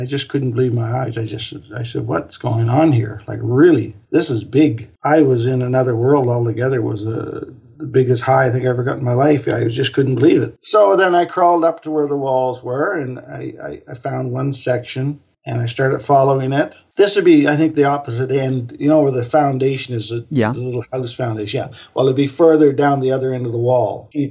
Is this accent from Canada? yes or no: yes; Truro, Nova Scotia, Canada; moved away as an adult; also born or lived in Bedford, Nova Scotia / Halifax, Nova Scotia; now in Austria; I moved from Truro, Nova Scotia, where I grew up, in 1985 to Bedford, Nova Scotia